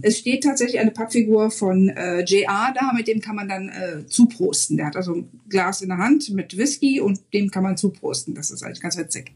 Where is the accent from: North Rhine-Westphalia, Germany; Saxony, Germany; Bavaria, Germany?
North Rhine-Westphalia, Germany; Mönchengladbach; moved away as an adult; now in Frisco, United States; Ich bin geboren in Mönchengladbach und ich lebe und arbeite jetzt in Frisco, Texas